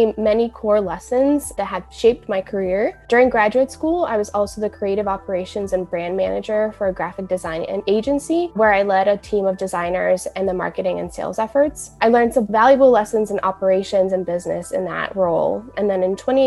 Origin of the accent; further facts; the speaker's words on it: Kaunas, Kaunas County, Lithuania; moved away; also born or lived in Cleveland, Ohio, United States; Grew up in Kaunas, Lithuania, and then once I moved to the States, it was Cleveland, Ohio